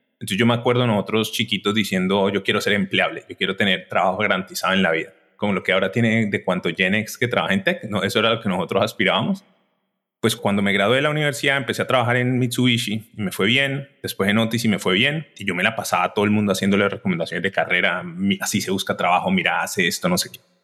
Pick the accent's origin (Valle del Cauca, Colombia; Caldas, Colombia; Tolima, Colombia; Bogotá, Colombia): Valle del Cauca, Colombia; Cali; moved away as an adult; also born or lived in Bogotá / United States; Yo soy de Cali, soy de Colombia, soy gemelo